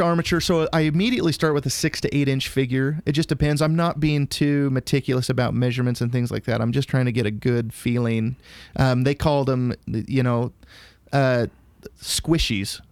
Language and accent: English; Idaho, United States; I grew up in Idaho